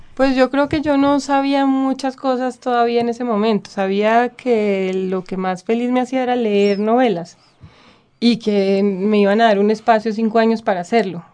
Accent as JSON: {"language": "Spanish", "town": "Bogotá", "region": "Bogotá Capital District", "country": "Colombia", "tie": "born or raised there", "also_born_or_lived": "Cali", "accent": "bogotano", "said": "hablo completamente bogotano"}